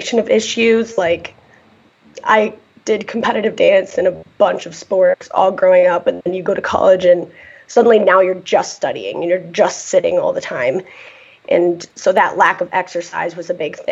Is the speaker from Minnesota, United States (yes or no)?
no; Michigan, United States; I am from Michigan, just the other side of the state.